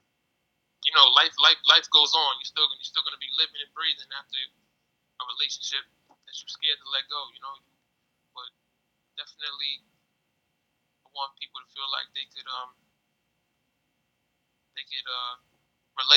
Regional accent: New York City, New York, United States; I come from the Sanview section of the Bronx. I grew up in Sanview.

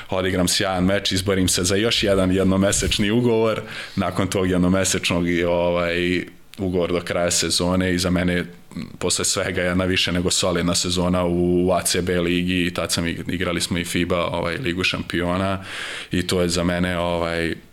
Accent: Vojvodina, Serbia; mislim ja sam Vojvođanin

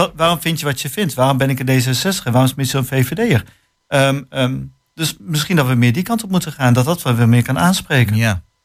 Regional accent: Hengelo, Overijssel, Netherlands; we komen allemaal uit Hengelo

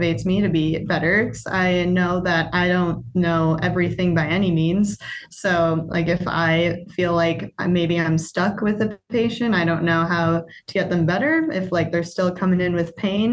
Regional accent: Brookfield, Wisconsin, United States; also born or lived in Milwaukee; I'm from Brookfield, it's nice. I've got family here and still friends from home

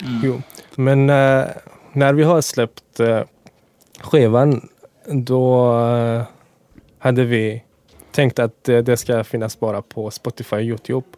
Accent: Afghanistan; born or raised there; first language Dari; Swedish is a second language; now in Sweden

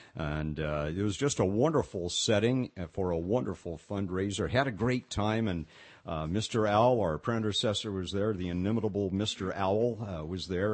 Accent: Pasadena, California, United States; I grew up in Pasadena, California

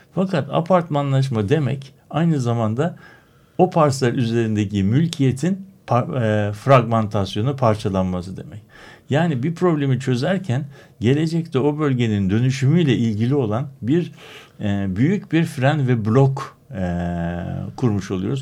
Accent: Istanbul, Turkey; born or raised there

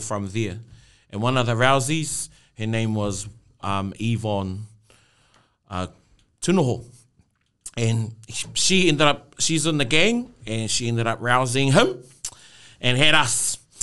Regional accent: Rotorua, Bay of Plenty, New Zealand; I was born there and brought up there

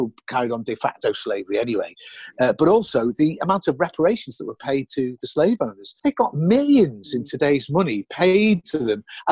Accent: Liverpool, North West England, United Kingdom; now in London, United Kingdom; when I was growing up in Liverpool, we didn't get taught about the Empire at all

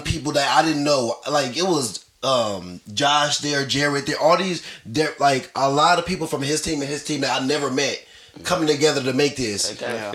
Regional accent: Los Angeles, California, United States; now in Hollywood, United States; So I'm from Watts.

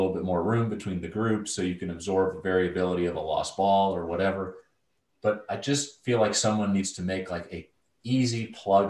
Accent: Atlanta, Georgia, United States; when I was 13, 14 years old, growing up in Atlanta suburbs

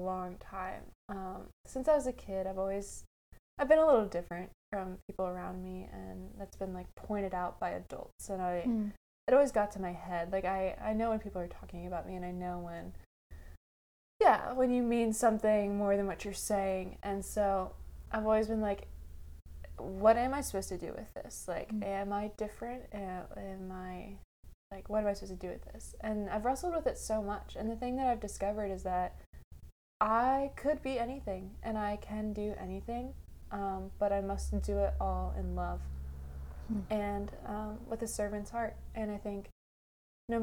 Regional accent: United States; as an American

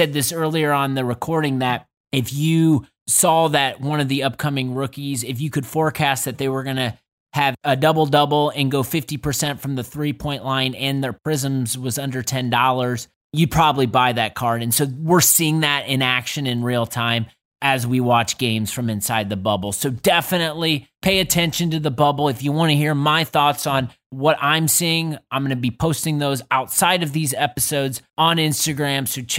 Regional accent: Midwest, United States; And it's being on the East Coast, I think, as a Midwesterner

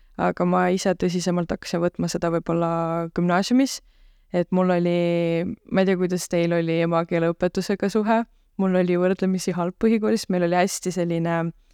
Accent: Tallinn, Harju County, Estonia; moved away as an adult; now in Tartu, Estonia; mina olen Tallinnast pärit

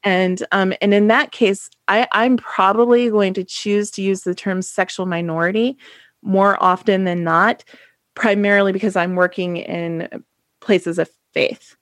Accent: Ohio, United States; I'm from Ohio

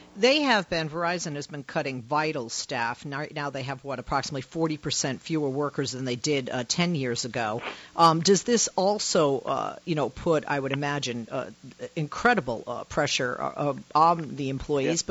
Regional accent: Massachusetts, United States; now in California, United States; I am in California, but I'm originally from Massachusetts. So that home state of mine

